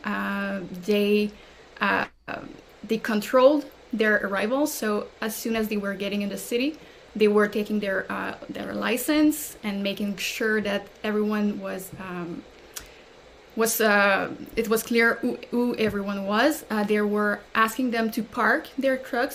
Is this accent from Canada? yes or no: yes; Canada; as a Canadian